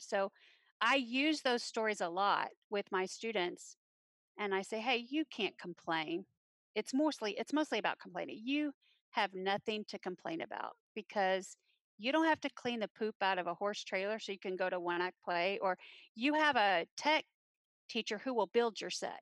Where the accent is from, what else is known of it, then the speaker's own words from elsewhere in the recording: Granbury, Texas, United States; also born or lived in Fort Worth, Texas; I was born in Fort Worth. I was raised in Granbury, Texas